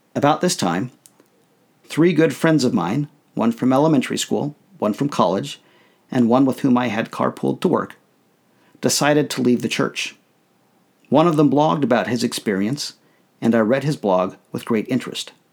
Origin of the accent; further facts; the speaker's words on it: United States; I thought of myself first as a Mormon, second, as a member of my family, and then as an American.